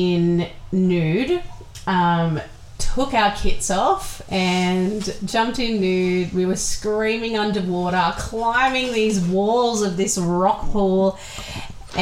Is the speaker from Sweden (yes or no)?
no; Wollongong, New South Wales, Australia; We're from Wollongong